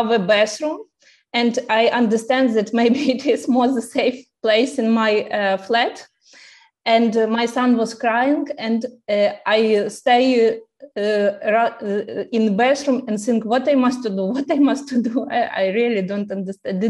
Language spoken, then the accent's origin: English; Lutsk, Volyn Oblast, Ukraine; English is a second language; moved away as an adult; now in Scotland, United Kingdom; my native city. I am from Volyn region. It is from city Lutsk